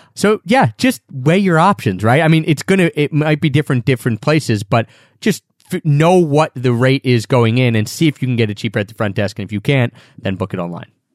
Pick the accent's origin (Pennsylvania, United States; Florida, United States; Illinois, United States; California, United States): Pennsylvania, United States; Philadelphia; I'm from Philadelphia.